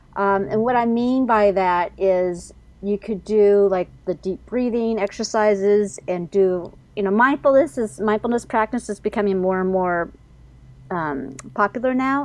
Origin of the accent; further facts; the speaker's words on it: Seattle, Washington, United States; moved away as an adult; now in New York, United States; I'm actually originally from the Seattle area. I've been actually living in New York, though, for gosh, 27 years